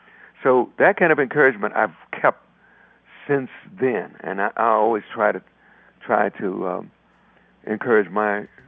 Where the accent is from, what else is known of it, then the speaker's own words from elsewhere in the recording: Chicago, Illinois, United States; moved away; also born or lived in New York; I'm from Chicago.